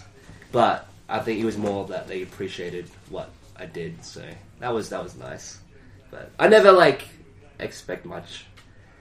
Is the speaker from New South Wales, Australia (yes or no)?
no; Brisbane, Queensland, Australia; moved away; in Brisbane, my hometown in Australia